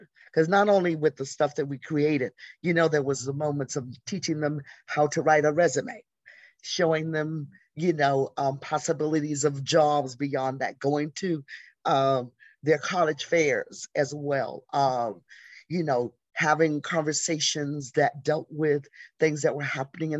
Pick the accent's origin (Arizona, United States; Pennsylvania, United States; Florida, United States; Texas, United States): Florida, United States; Jacksonville; moved away as an adult; also born or lived in Atlanta; now in New York, United States; I grew up in Jacksonville, Florida